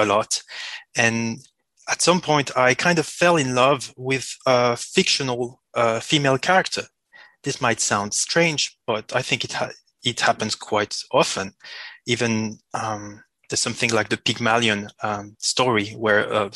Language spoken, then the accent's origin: English; Switzerland; first language French; English is a second language; I was born in Switzerland and my main language is French. So I apologize for the accent